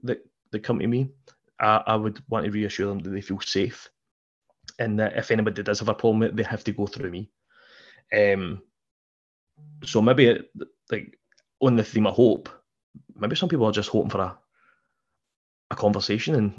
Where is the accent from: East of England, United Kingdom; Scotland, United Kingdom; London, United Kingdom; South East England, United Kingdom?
Scotland, United Kingdom; we're British people, we're Scottish